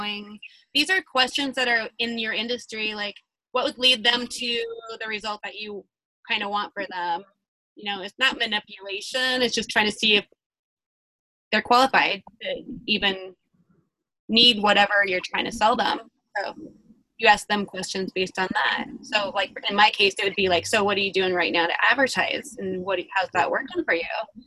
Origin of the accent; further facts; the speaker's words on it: Windsor, Colorado, United States; now in Fort Collins, United States; I grew up in Windsor, Colorado.